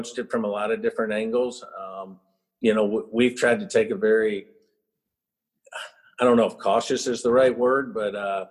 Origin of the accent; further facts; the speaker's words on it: North Carolina, United States; moved away as an adult; also born or lived in Houston, Texas; now in South Carolina, United States; I grew up in North Carolina, and then I left